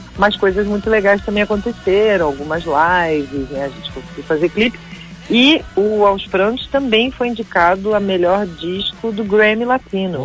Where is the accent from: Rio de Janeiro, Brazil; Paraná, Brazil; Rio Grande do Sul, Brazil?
Rio de Janeiro, Brazil; eu sou carioca